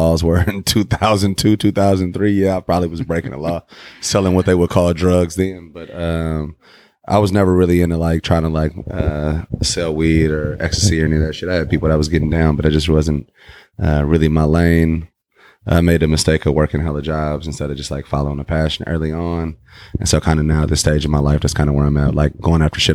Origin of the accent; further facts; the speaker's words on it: Berkeley, California, United States; now in Oakland, United States; I'm originally from Berkeley, currently residing in a town